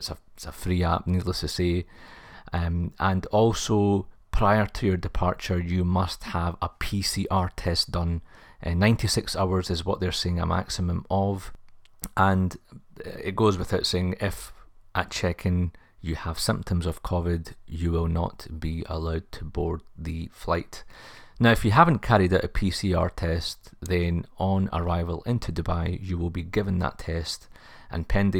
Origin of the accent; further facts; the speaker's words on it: Glasgow, Scotland, United Kingdom; I am a Glaswegian myself, so I had to do something special, so do check that out on the YouTube channel.